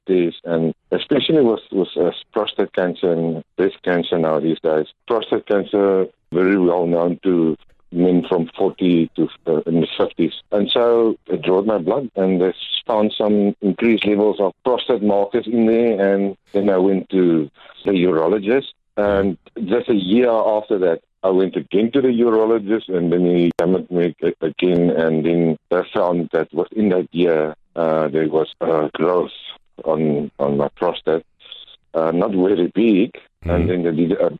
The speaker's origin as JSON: {"language": "English", "town": "Cape Town", "region": "Western Cape", "country": "South Africa", "tie": "born or raised there", "also_born_or_lived": "Karoo", "moved": "yes", "said": "I was born in the Karoo, California, and then I grew up in Cape Town and went to school there"}